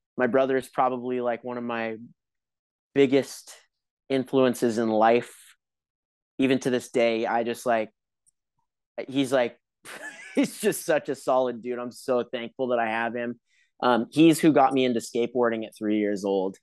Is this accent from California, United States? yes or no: yes; Huntington Beach, California, United States; I grew up in Huntington Beach